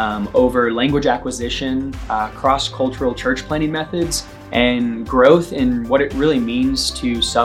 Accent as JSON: {"language": "English", "town": "Kansas City", "region": "Missouri", "country": "United States", "said": "I'm originally from Kansas City, Missouri."}